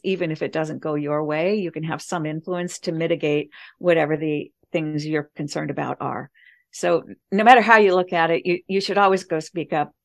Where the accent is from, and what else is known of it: United States